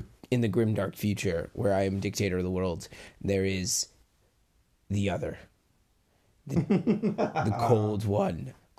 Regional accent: Virginia, United States; Hey, East Virginia, West Virginia, we're from Virginia, it's all good.

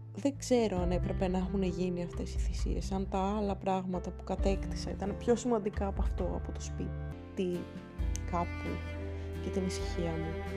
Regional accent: Athens, Attica, Greece; θέλω να φύγω και από την πόλη μου

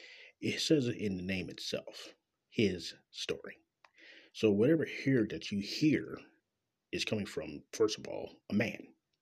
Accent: Kansas City, Missouri, United States; Coming live and direct from Kansas, Missouri, my hometown.

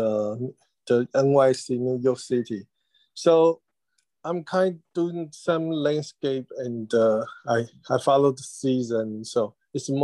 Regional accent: Taiwan; English is a second language; moved away as an adult; also born or lived in United States / London; I'm happy to be in my hometown now

